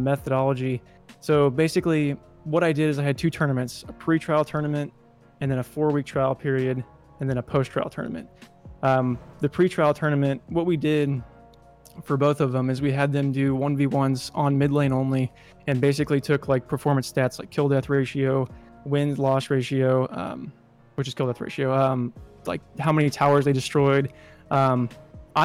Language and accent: English; Kansas City, United States; I moved back to Kansas City, which is my hometown